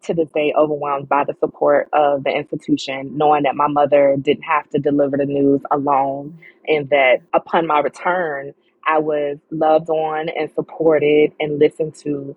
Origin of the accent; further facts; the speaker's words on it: Richmond, Virginia, United States; I'm actually a Richmond native. I grew up on the South Side